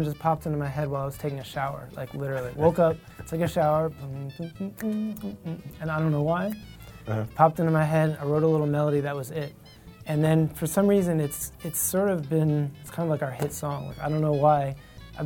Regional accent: Princeton, New Jersey, United States; also born or lived in Monroe Township, New Jersey; I grew up in Princeton, New Jersey

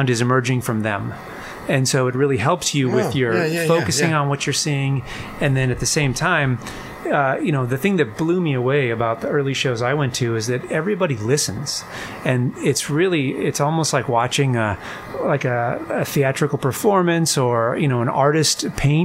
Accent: Southern California, United States; When I grew up, I grew up in Southern California

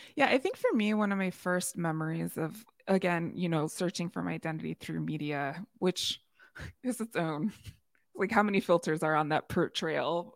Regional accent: Chicagoland, Illinois, United States; So, Chicagoland, I'm from Chicagoland

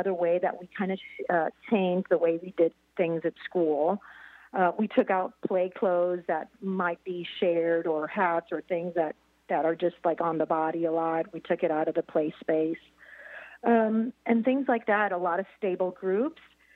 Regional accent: Puerto Rico; now in Columbia, Missouri, United States; I'm from Puerto Rico, which is a territory, but yeah, I wasn't born here in the United States

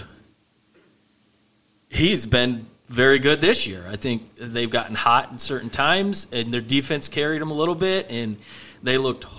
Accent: Michigan, United States; born and bred in Michigan

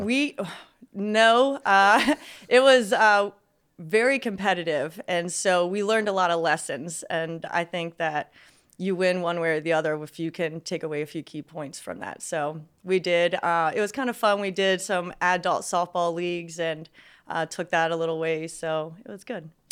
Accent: Westminster, Maryland, United States; also born or lived in North Carolina; I was born in, in Maryland, uh, actually still in the same town I am right now.

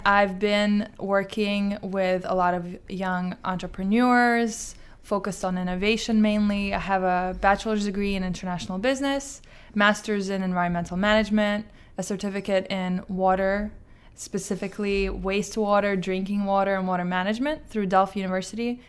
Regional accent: Azerbaijan; moved away; I'm from Azerbaijan

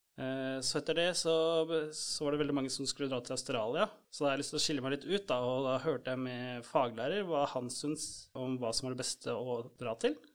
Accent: Norway

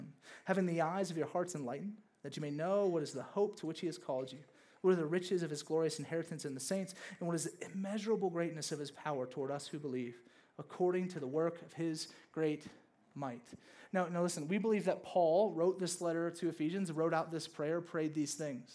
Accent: the South, United States; I grew up in the South

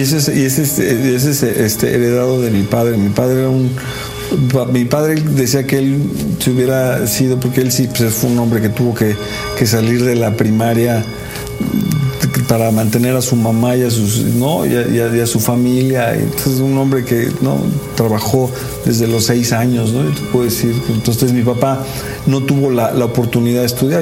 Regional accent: Mexico; yo soy clase media mexicana

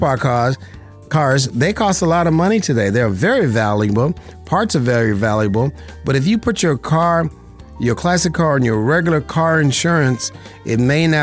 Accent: Las Vegas, Nevada, United States; I was born and raised in Las Vegas, Nevada

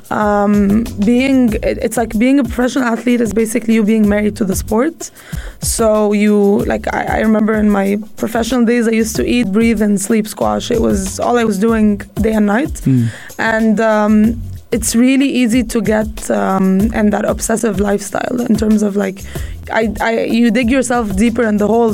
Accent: Egypt; also born or lived in United States; now in United Arab Emirates; I grew up in Egypt

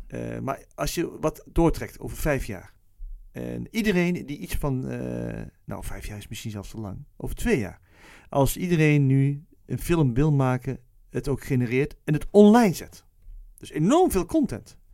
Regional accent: Netherlands; misschien ben ik zo opgevoed in Nederland

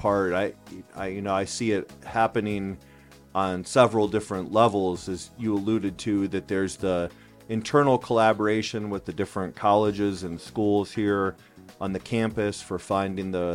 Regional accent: Akron, Ohio, United States; I grew up here in Akron

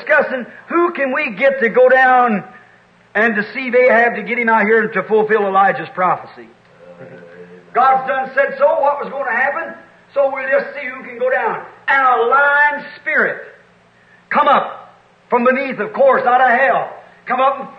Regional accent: United States; I'm an American, certainly.

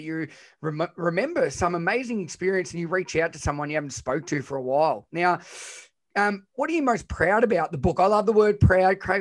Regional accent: Australia; I'm Australian

